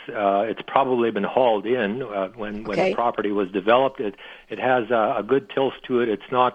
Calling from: Steinbach, Manitoba, Canada

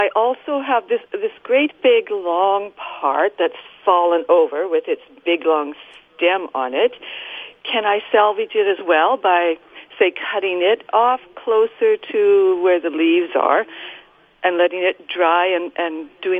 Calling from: Brandon, Manitoba, Canada; I'm calling from Brandon.

